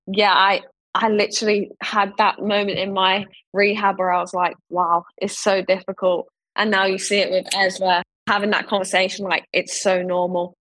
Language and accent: English; London, United Kingdom; growing up in Ealing and being round the corner at Wembley